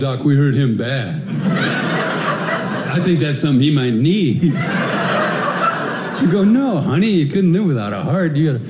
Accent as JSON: {"language": "English", "town": "Denver", "region": "Colorado", "country": "United States", "tie": "born or raised there", "said": "I grew up in Denver. I come from a big Irish Catholic family. I told you, I grew up in a black neighborhood, went to a black high school."}